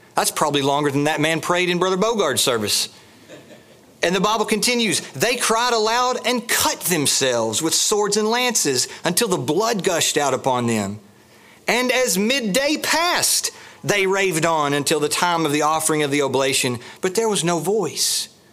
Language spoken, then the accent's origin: English; the South, United States; We're from the South